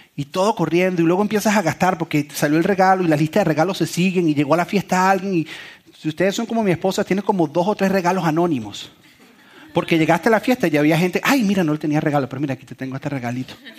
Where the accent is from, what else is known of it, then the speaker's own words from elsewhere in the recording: Venezuela; moved away; Yo soy venezolano